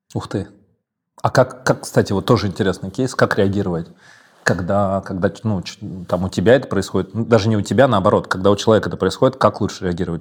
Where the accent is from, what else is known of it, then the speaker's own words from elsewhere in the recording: Moscow, Russia; Я вырос в Коньково